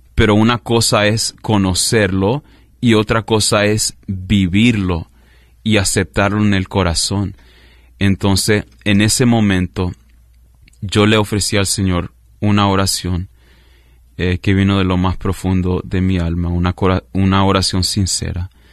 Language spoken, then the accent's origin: Spanish; Weston, Florida, United States; also born or lived in Michigan / Nicaragua (parents); mis padres son de Nicaragua. Yo nací en Michigan, pero crecí en, en Weston, en el sur de la Florida, básicamente en Fort Lauderdale, Miami, ah, esa área